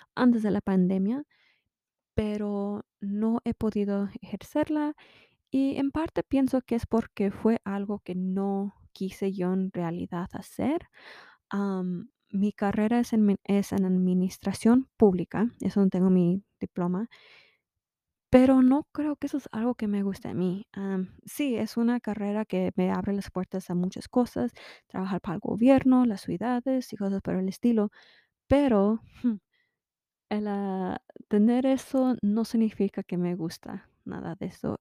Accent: United States; now in Utah, United States; sí soy mexicana americana, soy chicana

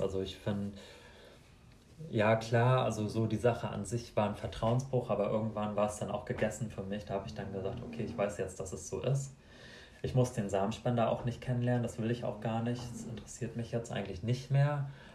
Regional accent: Mecklenburg-Vorpommern, Germany; Ich komme aus Kahlo in Mecklenburg-Vorpommern

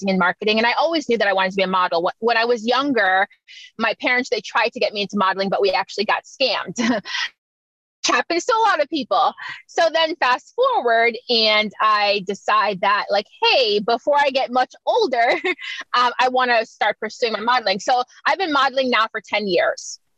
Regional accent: Miami, Florida, United States; also born or lived in Jamaica / South Africa; I'm originally from Jamaica, so I was born there, but I live in Miami now. Oh, cool. How long you've been living there for? Oh, most of my life. I moved to the U.S. when I was seven

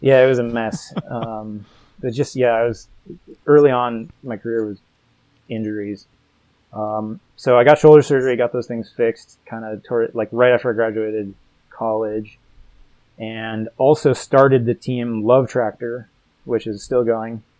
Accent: Colorado, United States; I grew up in Colorado as well

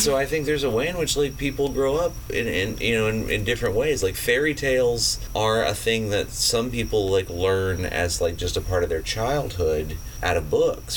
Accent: Pensacola, Florida, United States; I grew up in Pensacola, Florida

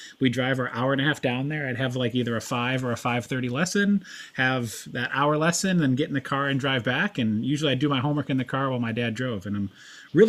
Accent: Fort Mill, South Carolina, United States; also born or lived in upstate New York; now in Tennessee, United States; when I was about second, third grade, my parents relocated down to the Charlotte area. We settled on the south side of the border in Fort Mill, South Carolina

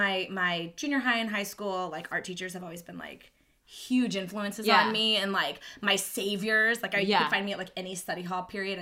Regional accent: Missouri, United States; We're both from Missouri

